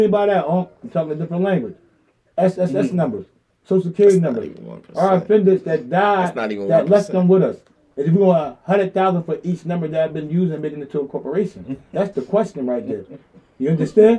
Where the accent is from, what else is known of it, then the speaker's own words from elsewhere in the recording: Philadelphia, Pennsylvania, United States; I was raised in South Philly. We all was raised in South Philly